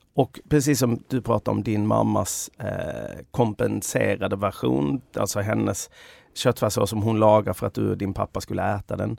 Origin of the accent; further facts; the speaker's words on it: Sweden; jag där som svensk